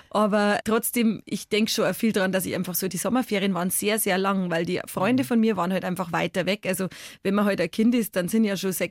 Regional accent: Bavaria, Germany; ich komme aus Bayern, aus einer Kultur, wo es ganz normal ist, dass man mit 16 vor der ersten Maß Bier sitzt

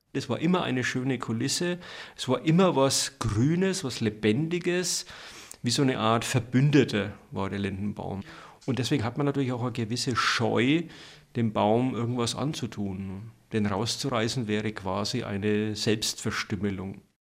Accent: Dachsbach, Bavaria, Germany; Als ich geboren wurde im Jahr 1961 auf dem Bauernhof, der frisch gebaut war, also so ein Aussiedlerhof in Dachsbach im Eischgrund

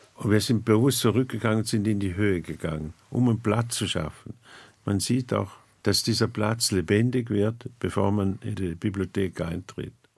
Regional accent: near St. Gallen, Switzerland; Ich komme aus der Nähe von St. Gallen

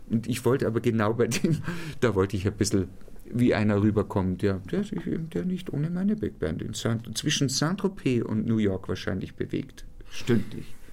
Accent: Ingolstadt, Bavaria, Germany; Ich bin gebürtiger Ingolstädter und ich war, ähm, äh, ich glaube, es ging los mit 15 oder 16, war ich eine Art Edelstatist am Ingolstädter Stadttheater.

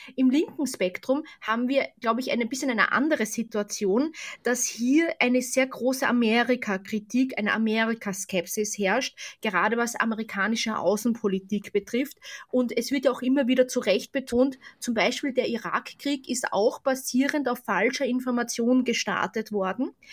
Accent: Austria; Ich bin ja selbst aus Österreich

